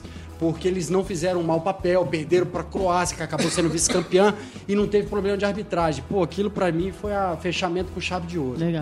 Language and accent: Portuguese; Poços de Caldas, Minas Gerais, Brazil; Mineiro, sou mineiro